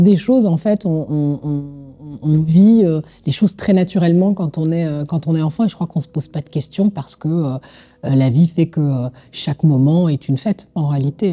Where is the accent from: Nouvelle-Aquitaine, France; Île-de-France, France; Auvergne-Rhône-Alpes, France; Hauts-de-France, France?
Île-de-France, France; Colombes; Je suis originaire de Colombe